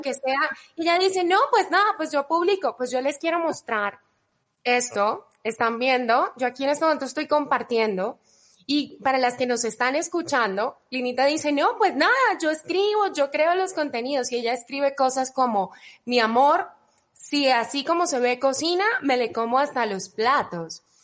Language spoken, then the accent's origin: Spanish; Cali, Valle del Cauca, Colombia; moved away as an adult; now in Mexico; mi ciudad natal, Cali, Colombia